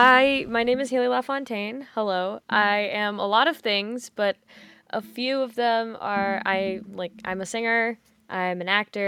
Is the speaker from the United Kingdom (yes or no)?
no; Canada; also born or lived in Ontario, Canada; I am Canadian